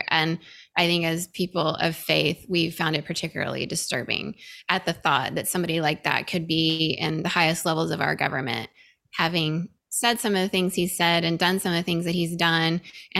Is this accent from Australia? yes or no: no; Venezuela; also born or lived in Indonesia; now in California, United States; I grew up in Venezuela in small micro churches as well.